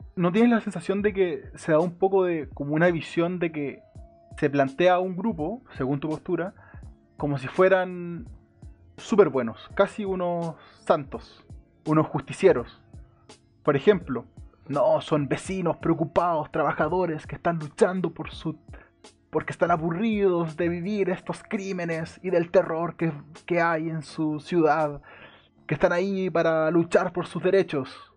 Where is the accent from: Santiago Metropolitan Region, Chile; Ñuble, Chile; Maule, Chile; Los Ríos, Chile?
Santiago Metropolitan Region, Chile; Santiago; also born or lived in Melipilla; yo nací en Santiago, después me mudé a Melipilla, luego volví a Santiago, me he mudado tres veces.